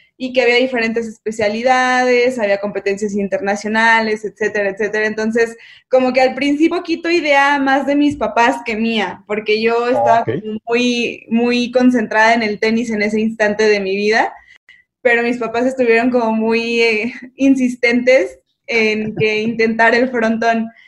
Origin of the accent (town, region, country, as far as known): Mexico